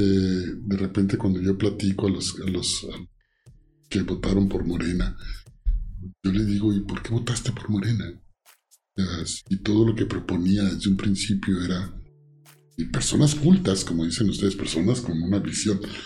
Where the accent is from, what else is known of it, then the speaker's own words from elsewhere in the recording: Mexico; como soy mexicano